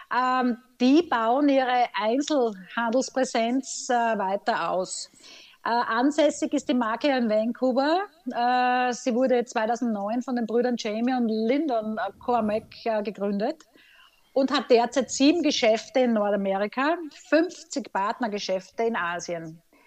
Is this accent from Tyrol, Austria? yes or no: no; Graz, Styria, Austria; in meiner Heimat Graz